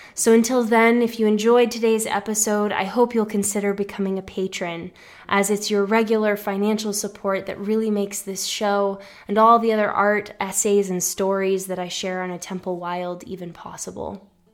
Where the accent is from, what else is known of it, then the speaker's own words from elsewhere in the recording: Massachusetts, United States; nor were we part of a Greek American community where I grew up in Massachusetts